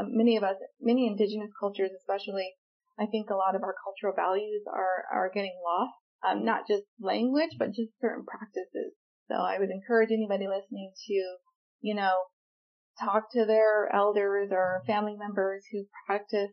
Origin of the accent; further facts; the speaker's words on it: United States; moved away; I grew up on the Navajo Nation